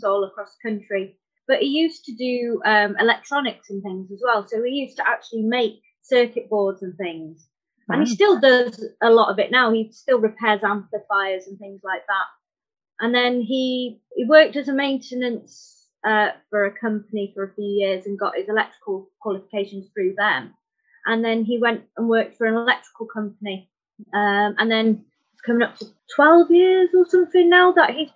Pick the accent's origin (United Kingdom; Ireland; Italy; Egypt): United Kingdom; Anglesey, North Wales; I'm from Anglesey in North Wales.